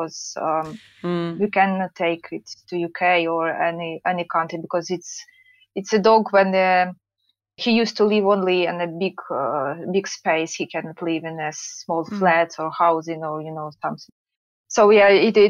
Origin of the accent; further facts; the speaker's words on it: Poltava Oblast, Ukraine; English is a second language; moved away as an adult; now in United Kingdom; We live in the central part of Ukraine. We lived in Poltavska region, it's called, so it's very close to Kiev.